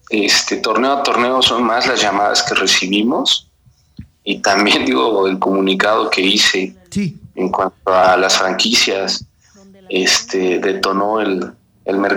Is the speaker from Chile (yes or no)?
no; Mexico; Ahí aclarar que como, buenos mexicanos, este, el 12 de julio a las 10, 11 de la noche me marcan